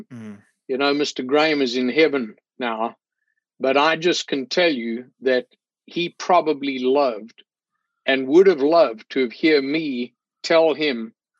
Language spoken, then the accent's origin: English; South Africa; moved away as an adult; now in Spartanburg, United States; I grew up in South Africa